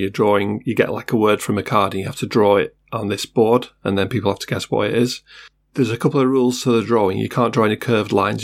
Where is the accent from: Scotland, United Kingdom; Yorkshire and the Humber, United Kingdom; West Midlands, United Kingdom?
Yorkshire and the Humber, United Kingdom; Sheffield; I am from Sheffield after all. I'm a Yorkshireman